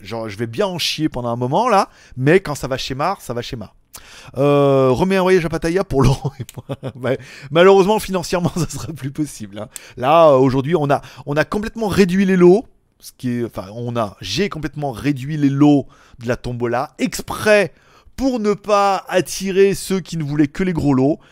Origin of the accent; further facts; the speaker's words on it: France; moved away as an adult; also born or lived in China; now in Thailand; je réside en Thaïlande depuis 3 ans, après avoir vécu en Chine pendant 5 ans, et après avoir vécu en France pendant 30 ans